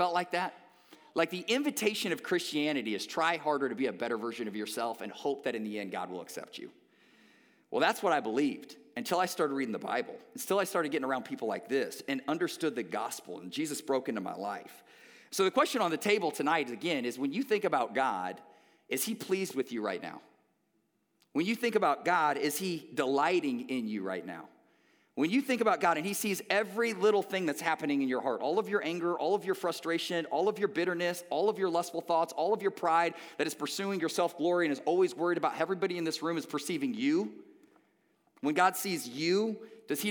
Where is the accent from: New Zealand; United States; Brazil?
United States; Omaha, Nebraska; born or raised there